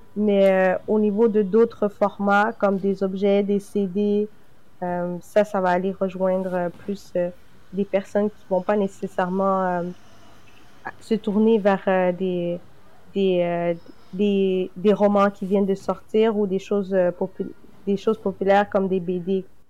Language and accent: French; Quebec, Canada; je suis née directement au Québec